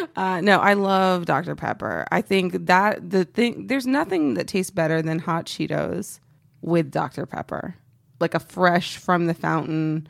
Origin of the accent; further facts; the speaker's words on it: Texas, United States; I'm from Texas. Um, I'm very patriotic about being from Texas